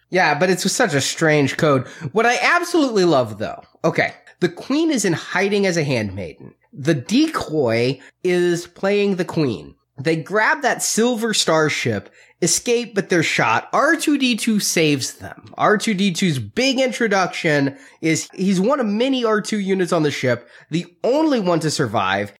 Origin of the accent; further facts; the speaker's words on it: United States; being raised American and around Christians